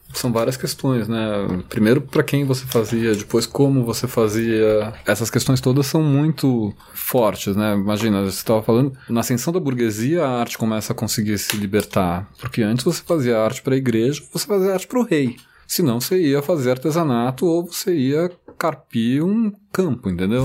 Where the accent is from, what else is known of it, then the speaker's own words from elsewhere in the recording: São Paulo, Brazil; eu olhei a minha cidade ali, eu me reconheci no lugar onde eu nasci, onde eu cresci